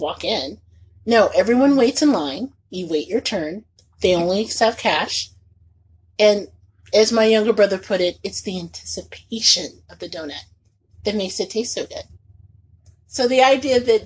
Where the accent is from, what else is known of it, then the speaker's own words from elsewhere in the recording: Indianapolis, Indiana, United States; moved away; when I was a teenager growing up in Indianapolis